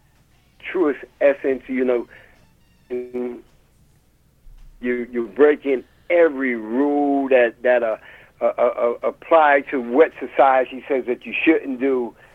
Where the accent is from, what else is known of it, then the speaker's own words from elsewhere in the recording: New York City, New York, United States; I grew up in the East New York section, Lewis H. Pink houses